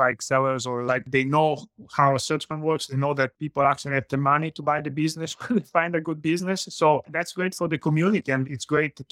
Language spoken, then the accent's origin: English; Italy; English is a second language; moved away as an adult; now in Montreal, Canada; as you can guess from my accent, I'm originally from Italy. I grew up in Italy.